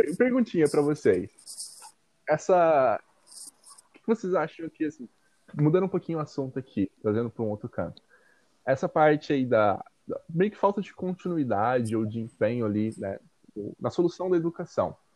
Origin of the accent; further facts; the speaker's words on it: Minas Gerais, Brazil; moved away; de onde eu venho, numa cidade do interior lá de Minas Gerais